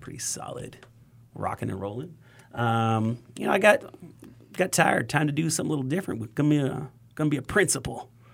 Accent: Wyoming, United States; now in Texas, United States; I grew up in Wyoming

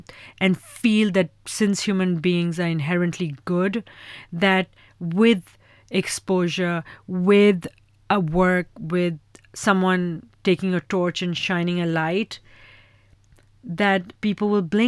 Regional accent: Pakistan; my whole ethos is to create the next generation of firecrackers in my home country. And so in the last year and a half, we funded 15 films, 30 filmmakers in Pakistan

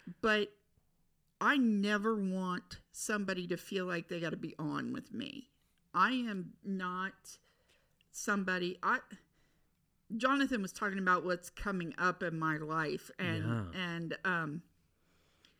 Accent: Batesville, Indiana, United States; moved away; I grew up in a small town. You know what my hometown is famous for? Caskets

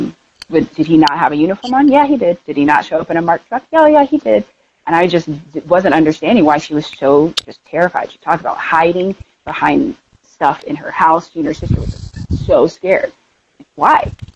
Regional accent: Tulsa, Oklahoma, United States; now in Denver, United States; I'm from Tulsa, Oklahoma, originally

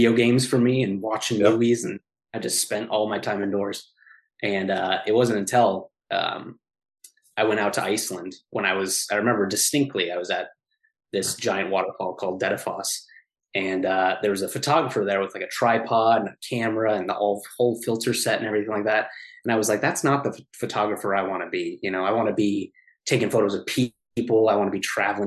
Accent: Southern Utah, United States; I'm originally from Southern Utah.

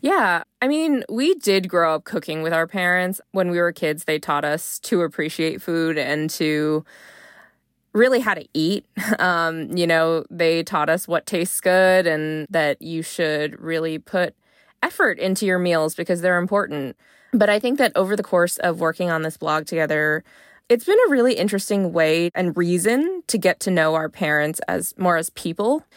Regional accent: United States; if you're here in the U S at home, I might kinda think, "I'm Chinese American." If I'm abroad, it's, like, okay, I'm American

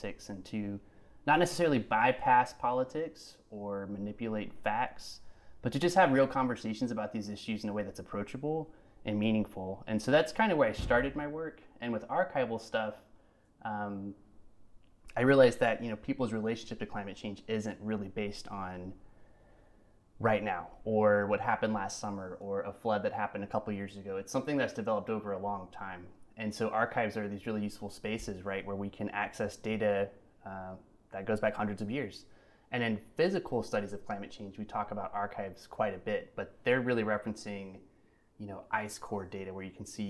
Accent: Mississippi, United States; moved away as an adult; also born or lived in West Virginia; now in Massachusetts, United States; I grew up in Mississippi in a small town

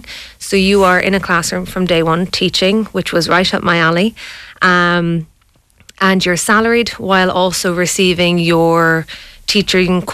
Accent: Kildare, Leinster, Ireland; moved away; also born or lived in Galway; I am from Kildare

